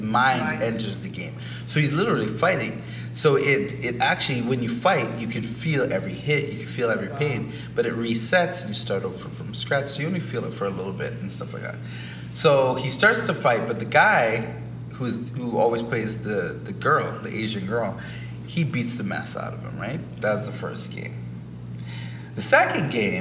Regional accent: Canada; We're Canadian, we're Caribbean, we're Black people

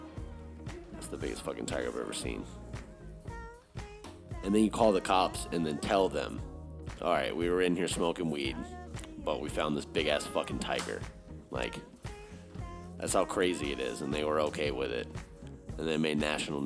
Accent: Texas, United States; moved away; out of Houston, my home state. I don't live in Houston, but it is out of Texas.

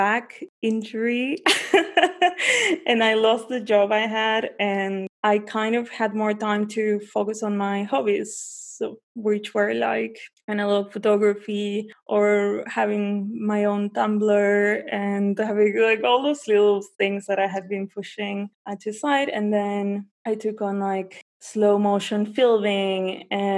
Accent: Buenos Aires, Argentina; moved away as an adult; also born or lived in New Zealand; I'm from Buenos Aires. I was born and raised there, but I left when I was 19

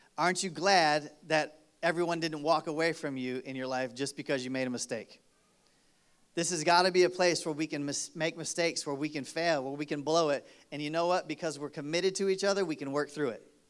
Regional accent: Michigan, United States; moved away; I grew up in Michigan

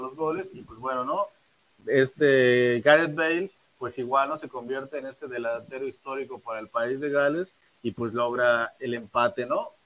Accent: Mexico; a nosotros como mexicanos

